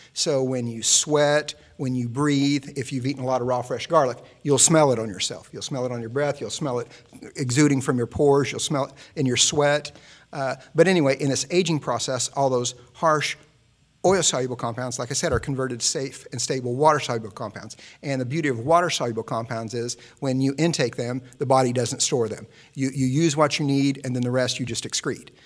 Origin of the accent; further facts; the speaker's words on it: Midwest, United States; I'm from the Midwest, and we never had fresh garlic in the house growing up